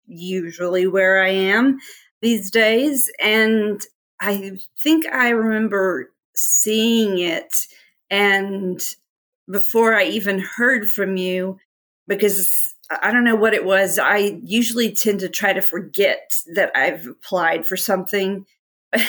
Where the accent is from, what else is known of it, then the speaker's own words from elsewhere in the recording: Texas, United States; now in Little Rock, United States; I am actually originally from Texas and still prefer to be thought of as a Texan, even though I've lived probably 50-50 in Arkansas, 50-50.